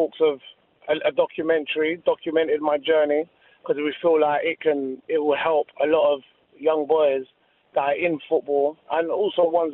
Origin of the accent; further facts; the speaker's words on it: London, United Kingdom; being from the area I was from, I was always kind of vulnerable to the gang culture and stuff, like growing up in Hackney